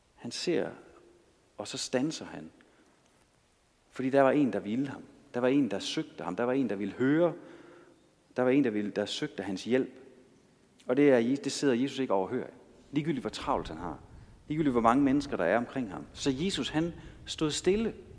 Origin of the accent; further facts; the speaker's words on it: Denmark; jeg kommer jo fra Danmark